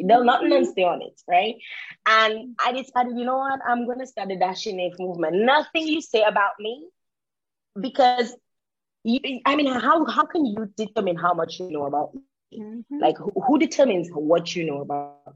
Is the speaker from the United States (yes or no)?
no; Dominica; also born or lived in Canada; growing up in Dominica, and even being in Dominica